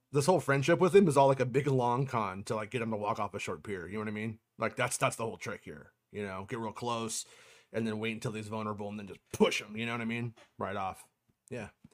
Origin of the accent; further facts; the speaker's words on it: United States; I'm an American